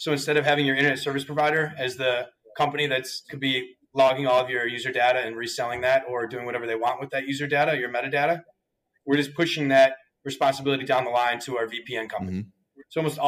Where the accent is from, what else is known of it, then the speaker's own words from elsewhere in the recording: Wisconsin, United States; moved away as an adult; also born or lived in Florida; I went to the University of Wisconsin-Madison. I'm a proud Badger. I grew up in Wisconsin